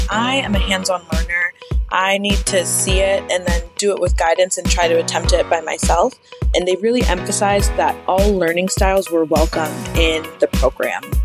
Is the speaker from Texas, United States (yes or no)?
no; Evanston, Illinois, United States; moved away as an adult; also born or lived in Ohio / Kentucky; now in Arizona, United States; I'm originally from Evanston, Illinois, which is right outside of Chicago. Most people just say Chicago, Illinois grew up there